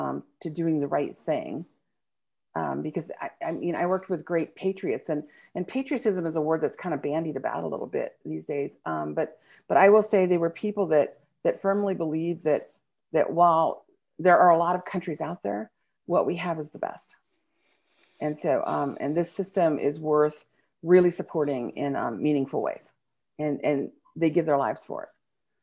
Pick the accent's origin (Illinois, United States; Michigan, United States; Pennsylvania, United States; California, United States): California, United States; You know, I grew up in California. My dad was Navy, so we traveled around and we moved different places as a kid.